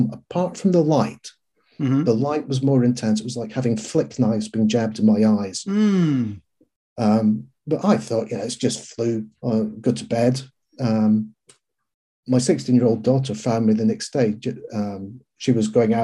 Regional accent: Scotland, United Kingdom; being a Scot

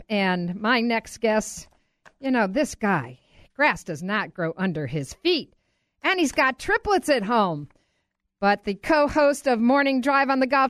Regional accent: Rochester, United States; my hometown of Rochester

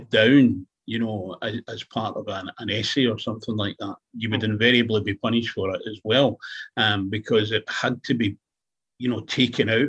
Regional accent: Scotland, United Kingdom; I'm not from Ireland, I'm Scottish.

